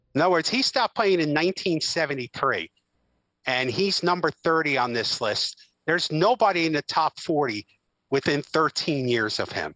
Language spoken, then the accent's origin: English; the Poconos, Pennsylvania, United States; friends that I grew up with in the Poconos